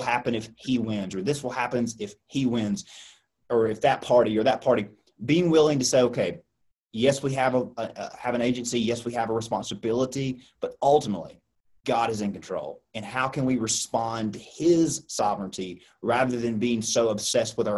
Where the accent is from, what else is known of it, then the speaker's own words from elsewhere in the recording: United States; as an American